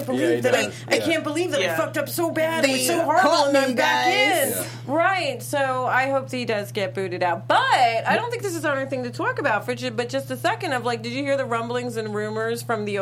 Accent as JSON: {"language": "English", "town": "New York City", "region": "New York", "country": "United States", "tie": "born or raised there", "said": "I remember growing up in New York City where it was just a fog of smog."}